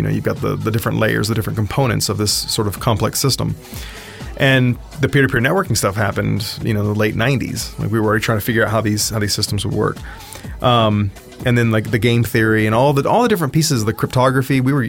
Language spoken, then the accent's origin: English; South Texas, United States; I was born in South Texas, and born on a ranch. Actually, the third largest ranch in the world, the King Ranch, and didn't really have a whole lot to do growing up in the country.